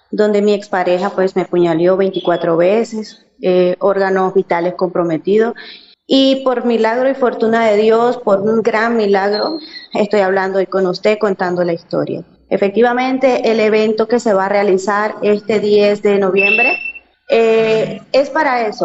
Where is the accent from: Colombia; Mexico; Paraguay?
Colombia; also born or lived in Venezuela; no, señor, yo soy este, colombiana retornada.